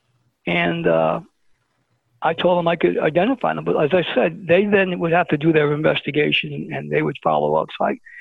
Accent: New York City, New York, United States; also born or lived in New Jersey; I'm from Brooklyn

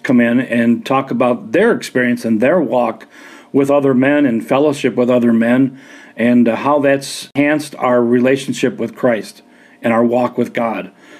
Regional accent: Chicago, Illinois, United States; also born or lived in Calumet City, Illinois; I grew up in South Chicago and moved to a south side suburb just north of Lansing, Illinois. And it was Calumet City, Illinois.

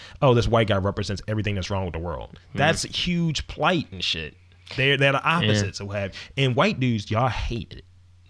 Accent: Wales, United Kingdom; I am a Welshman.

